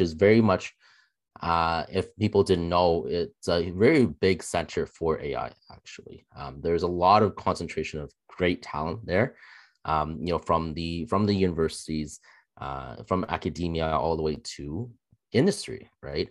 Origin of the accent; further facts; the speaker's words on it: Toronto area, Ontario, Canada; I'm born and raised in Canada.